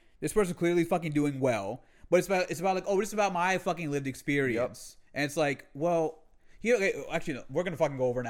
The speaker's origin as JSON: {"language": "English", "country": "United States", "tie": "born or raised there", "said": "I'm Muslim, mm-hmm. I'm American born Muslim. Like my parents are Pakistani immigrants, but I was born here"}